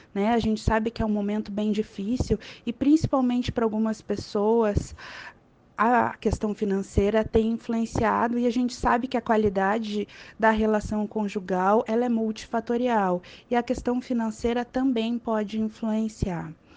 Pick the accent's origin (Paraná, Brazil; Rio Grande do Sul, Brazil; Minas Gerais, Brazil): Rio Grande do Sul, Brazil; Porto Alegre; eu sou de Porto Alegre